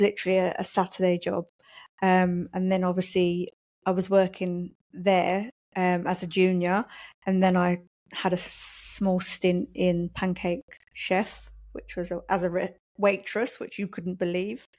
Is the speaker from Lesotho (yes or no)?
no; London, United Kingdom; moved away as an adult; also born or lived in Poland; now in Kidderminster, United Kingdom; I'm originally from London. So I grew up in London, went to school in London